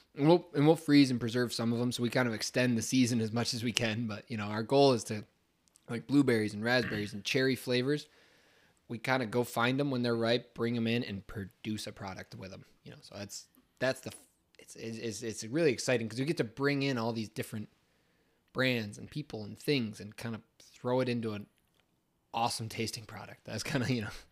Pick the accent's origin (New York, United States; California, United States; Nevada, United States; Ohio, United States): New York, United States; Scipio Center; growing up in Scipio Center, New York